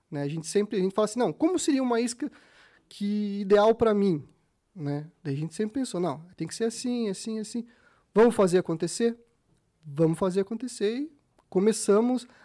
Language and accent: Portuguese; Curitiba, Paraná, Brazil; Nasci aqui em Curitiba, para quem não sabe, nasci aqui em Curitiba, então assim, meus pais me levavam pescar pequenininho, no Capivari, no, no, no Vossoroca